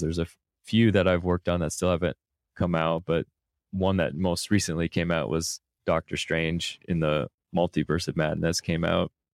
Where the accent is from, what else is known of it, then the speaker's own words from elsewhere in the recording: Minnesota, United States; moved away; I grew up in Minnesota